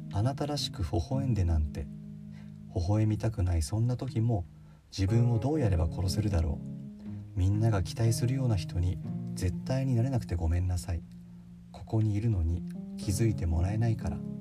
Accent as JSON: {"language": "Japanese", "region": "Nagano", "country": "Japan", "tie": "born or raised there", "said": "僕の地元でもある長野"}